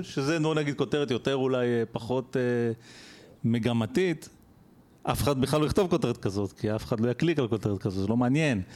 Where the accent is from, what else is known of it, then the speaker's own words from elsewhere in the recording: Israel; בתור ישראלי שחי פה